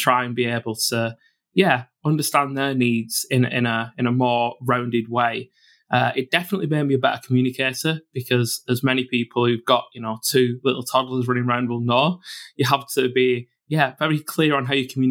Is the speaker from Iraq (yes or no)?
no; Bolton, North West England, United Kingdom; born and brought up in Bolton in the Northwest